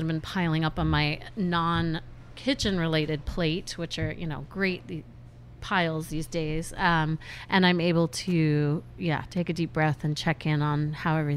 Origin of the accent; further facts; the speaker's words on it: Connecticut, United States; moved away as an adult; also born or lived in Massachusetts / Vermont; now in Sonoma County, United States; I grew up in Connecticut and then I lived in Massachusetts and Vermont for college and kind of all over the East Coast.